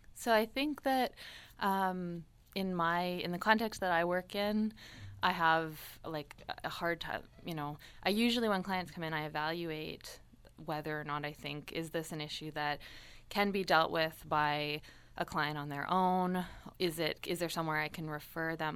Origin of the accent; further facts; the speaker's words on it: Toronto, Ontario, Canada; moved away as an adult; also born or lived in Montreal / Ottawa; now in Windsor, Canada; I'm from Toronto originally